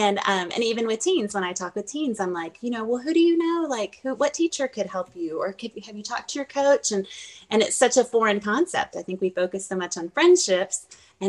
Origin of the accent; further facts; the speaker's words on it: Fort Walton Beach, Florida, United States; also born or lived in Germany; So I grew up all over, literally all over the world, because I lived in Germany too. So, okay. I graduated high school in Fort Walton Beach, Florida. So that's what I call home.